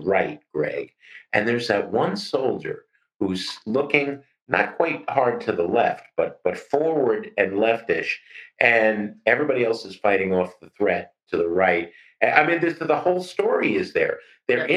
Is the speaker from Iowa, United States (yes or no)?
no; New Jersey, United States; now in Chicago, United States; growing up in Jersey